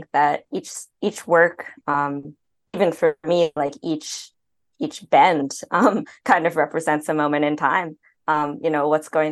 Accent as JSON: {"language": "English", "region": "New York", "country": "United States", "tie": "born or raised there", "also_born_or_lived": "Chicago", "moved": "as an adult", "lives_now": "Los Angeles, United States", "said": "growing up in New York, I've been there for many more years than I've been"}